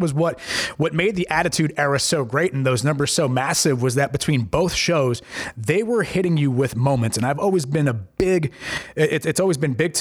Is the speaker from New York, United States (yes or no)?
yes; New York, United States; I'm from New York